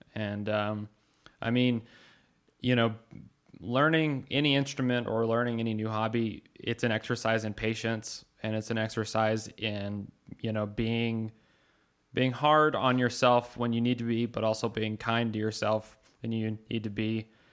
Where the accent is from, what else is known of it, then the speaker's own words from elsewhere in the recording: Carlsbad, New Mexico, United States; moved away; we're all from Carlsbad, uh, New Mexico, and we don't live there now